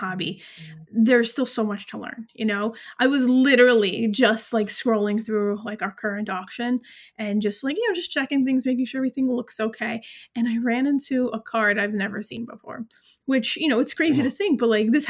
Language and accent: English; New York, United States; I'm from New York